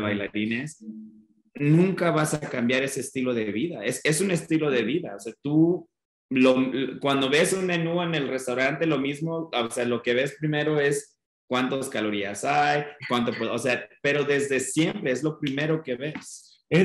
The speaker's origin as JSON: {"language": "Spanish", "town": "Denver", "region": "Colorado", "country": "United States", "tie": "born or raised there", "also_born_or_lived": "Mexico City", "moved": "as an adult", "said": "nací en Denver"}